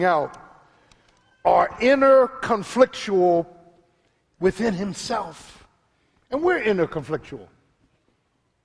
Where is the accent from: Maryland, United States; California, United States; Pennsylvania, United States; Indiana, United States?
Pennsylvania, United States; Philadelphia; The same boys I grew up with in South Philly